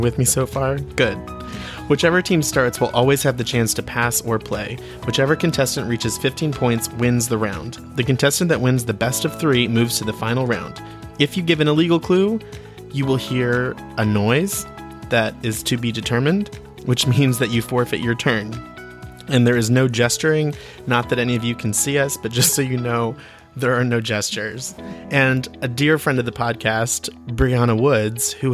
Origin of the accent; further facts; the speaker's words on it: Williamsport, Pennsylvania, United States; originally from Williamsport, Pennsylvania, as am